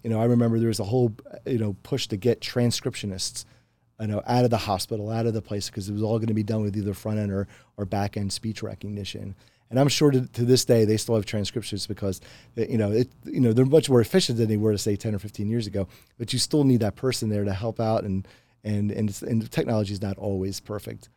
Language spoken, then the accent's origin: English; Pennsylvania, United States; moved away; a lot of folks that I grew up with too in Pennsylvania